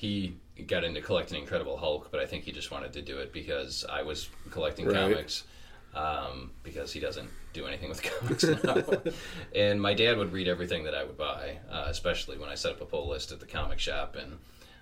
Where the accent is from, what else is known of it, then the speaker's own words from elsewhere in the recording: Detroit, Michigan, United States; growing up in Metro Detroit